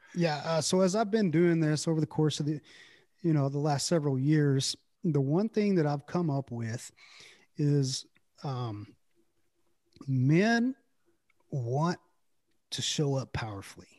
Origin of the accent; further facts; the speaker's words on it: Brownwood, Texas, United States; also born or lived in Early; I grew up in a little town called Brownwood